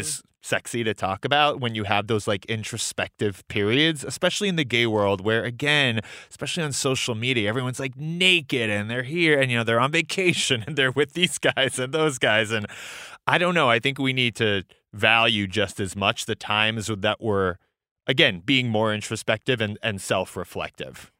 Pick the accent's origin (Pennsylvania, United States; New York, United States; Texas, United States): New York, United States; New York City; I grew up in New York City